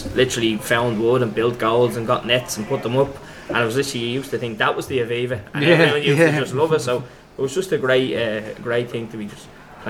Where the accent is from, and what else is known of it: Dublin, Leinster, Ireland; born or raised there